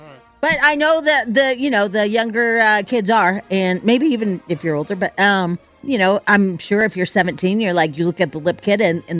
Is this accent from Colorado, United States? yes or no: yes; Pueblo, Colorado, United States; Hey, I'm from Pueblo and my mom lives there.